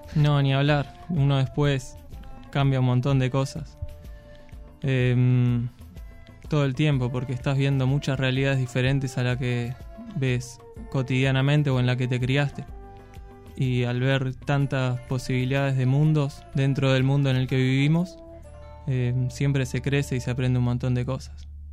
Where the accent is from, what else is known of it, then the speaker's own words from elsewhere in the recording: Mar del Plata, Buenos Aires Province, Argentina; moved away as an adult; also born or lived in Córdoba; me tocó nacer en Mar del Plata, vengo allá de la costa